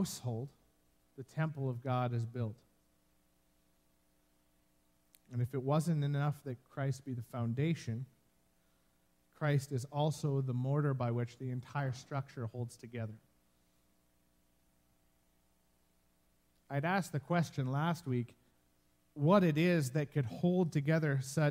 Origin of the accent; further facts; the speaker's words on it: Medicine Hat, Alberta, Canada; moved away; I spent the greater part of my childhood growing up in Medicine Hat